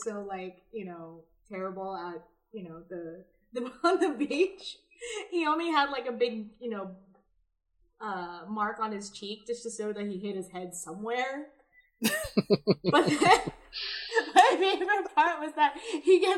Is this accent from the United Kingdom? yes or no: no; Philippines; I grew up watching Bioman in the Philippines.